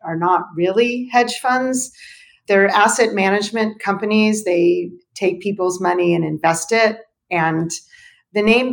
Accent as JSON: {"language": "English", "town": "Los Angeles", "region": "California", "country": "United States", "tie": "born or raised there", "also_born_or_lived": "Berkeley / Paris", "said": "I grew up in Los Angeles"}